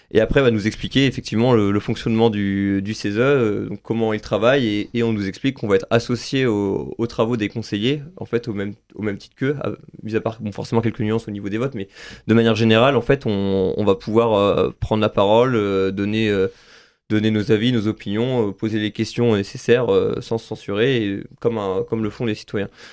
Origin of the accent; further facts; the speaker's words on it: Saint-Nazaire, Pays de la Loire, France; je suis originaire de Saint-Nazaire